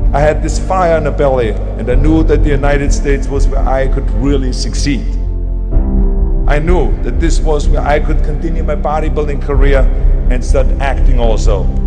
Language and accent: English; Austria; moved away; I would still be in the Austrian Alps yodeling